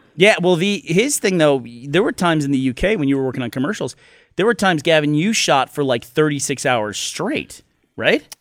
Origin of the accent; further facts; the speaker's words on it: Houston, Texas, United States; I grew up in Houston.